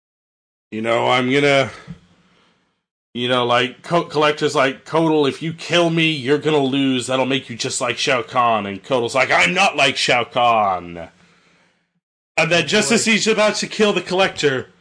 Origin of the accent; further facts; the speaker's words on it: Canada; I'm Canadian